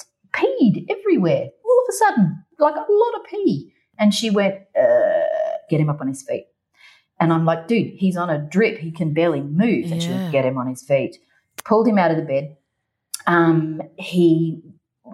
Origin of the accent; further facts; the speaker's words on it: Ireland; I was born in Ireland